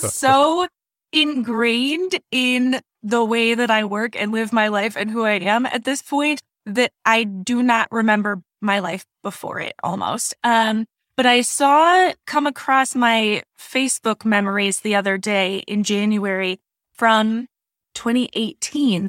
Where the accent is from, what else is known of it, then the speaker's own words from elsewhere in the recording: Wisconsin, United States; accent: Wisconsin; now in South Carolina, United States; I'm originally from Wisconsin